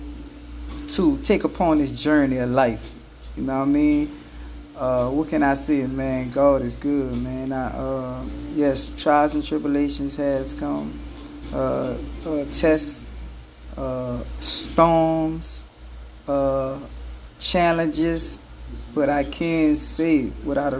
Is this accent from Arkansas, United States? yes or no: no; New Orleans, Louisiana, United States; also born or lived in Houston area, Texas; now in Houston, United States; I'm born and raised in New Orleans, but I live in the Houston area